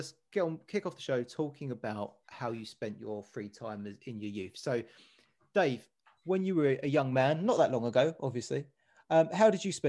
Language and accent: English; Dagenham, London, United Kingdom; Growing up, I always thought growing up in Dagenham wasn't that great